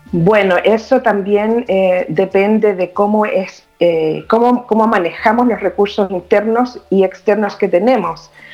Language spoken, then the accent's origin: Spanish; Chile; moved away as an adult; now in Toronto, Canada; vivo en Toronto, Canadá. Eh, nací en Chile, viví muchos años allá